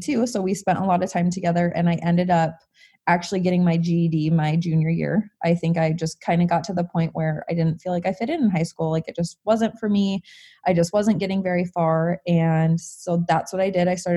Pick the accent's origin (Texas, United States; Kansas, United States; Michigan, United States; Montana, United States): Montana, United States; I was born here, born and raised in Montana